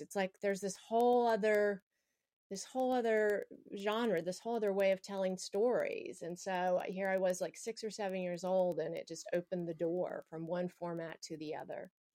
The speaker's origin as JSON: {"language": "English", "region": "the American South", "country": "United States", "said": "I'm from the South and I have a lot of religious baggage"}